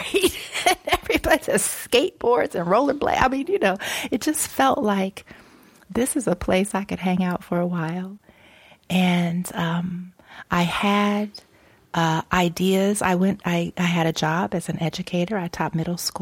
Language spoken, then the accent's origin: English; Dayton, Ohio, United States; also born or lived in Los Angeles, California; now in Ben Lomond, United States; I'm from Dayton, Ohio